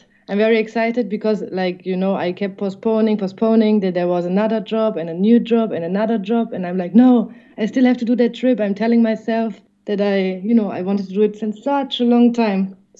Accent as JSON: {"language": "English", "town": "Erfurt", "region": "Thuringia", "country": "Germany", "also_born_or_lived": "Netherlands / United States / Mexico / Spain", "second_language": "English", "moved": "yes", "lives_now": "Ireland", "said": "I'm from a small city called Erfurt. It's in the middle of Germany. They say in the green heart of Germany. And it's also a capital, but it's so small that even Germans don't know it."}